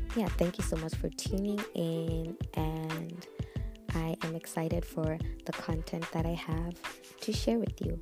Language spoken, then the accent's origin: English; Botswana; now in Zambia; I am a Zambian. I was born and raised in Botswana